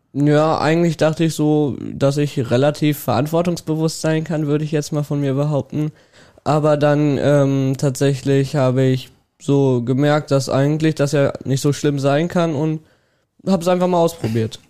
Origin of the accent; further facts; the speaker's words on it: Welver, North Rhine-Westphalia, Germany; ich komme aus Borgeln